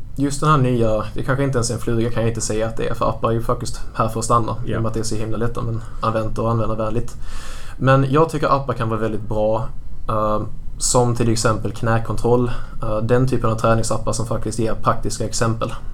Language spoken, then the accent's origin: Swedish; Stehag, Skåne, Sweden; Jag är uppvuxen i Mellanskåne i en liten, eh, liten ort som heter Stehag